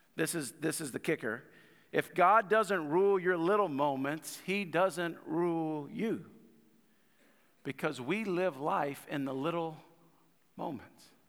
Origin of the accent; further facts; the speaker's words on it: United States; I got this pride in the country